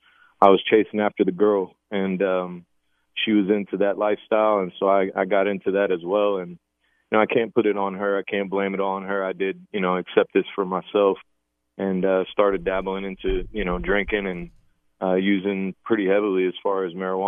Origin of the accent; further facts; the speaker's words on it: Galveston, Texas, United States; also born or lived in Houston, Texas; I was born in Houston, but grew up in Galveston, Texas, and did my whole, first 18 years there